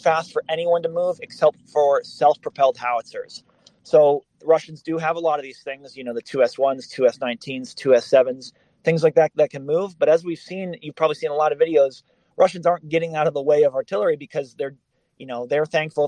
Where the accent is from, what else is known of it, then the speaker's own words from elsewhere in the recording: Boston, Massachusetts, United States; moved away; I'm from Boston originally